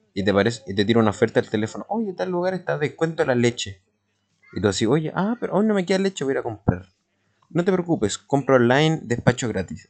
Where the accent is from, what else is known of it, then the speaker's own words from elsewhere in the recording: Chile; como en chileno